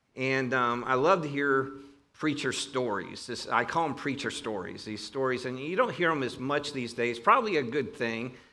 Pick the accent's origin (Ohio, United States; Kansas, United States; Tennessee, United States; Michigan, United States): Ohio, United States; Northern; accent: Northern Ohio; my Northern Ohio accent